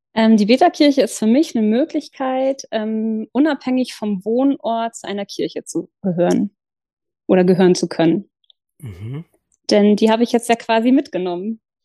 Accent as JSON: {"language": "German", "area": "south of Hamburg", "region": "Lower Saxony", "country": "Germany", "tie": "born or raised there", "also_born_or_lived": "Lower Franconia", "moved": "as an adult", "lives_now": "Kiel, Germany", "said": "ich bin in Hamburg geboren und äh, im südlichen oder südlich von Hamburg aufgewachsen, in Niedersachsen. Ähm, habe da die ersten 20 Jahre meines Lebens verbracht."}